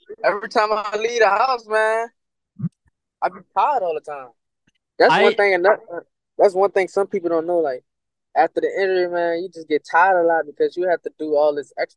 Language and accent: English; Louisiana, United States; I'm from Louisiana